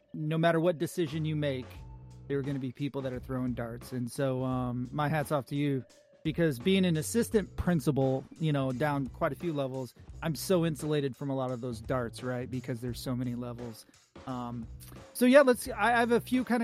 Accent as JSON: {"language": "English", "region": "Southern Illinois", "country": "United States", "tie": "born or raised there", "moved": "yes", "lives_now": "Northern California, United States", "said": "We're out in Northern California, even though we grew up in Southern Illinois"}